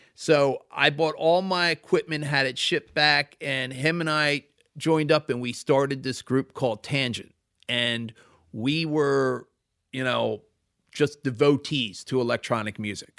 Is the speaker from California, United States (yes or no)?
no; Devon, Pennsylvania, United States; I grew up in Devon.